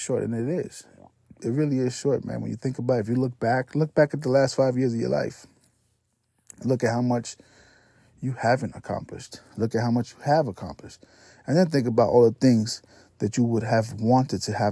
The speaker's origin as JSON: {"language": "English", "town": "New York City", "region": "New York", "country": "United States", "tie": "born or raised there", "also_born_or_lived": "Puerto Rico", "moved": "as an adult", "lives_now": "Florida, United States", "said": "I'm from the Bronx, New York, born and raised"}